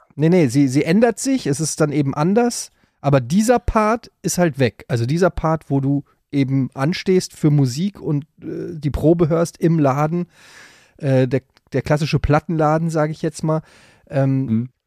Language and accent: German; Frankfurt am Main, Hesse, Germany; in Frankfurt gab, wo ich groß geworden bin